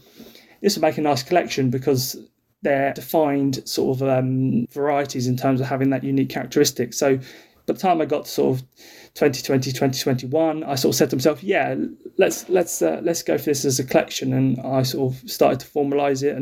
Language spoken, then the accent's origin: English; North Kent coast, South East England, United Kingdom; I grew up down in North Kent coast in a two up, two down house with two brothers